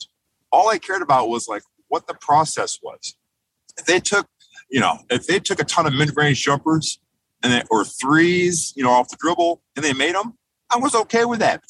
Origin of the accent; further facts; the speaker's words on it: Detroit, Michigan, United States; being from Detroit